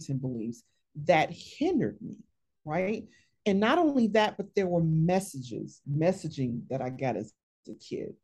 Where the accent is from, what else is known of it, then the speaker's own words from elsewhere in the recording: the South, United States; I grew up in the South